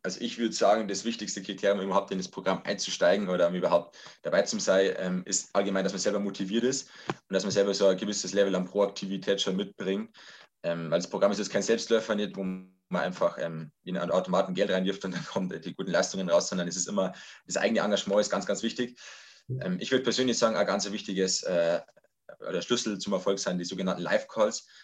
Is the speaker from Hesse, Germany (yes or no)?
no; Lower Bavaria, Germany; Ich komme aus äh, Niederbayern, aus dem Landkreis Rotterdam-Linden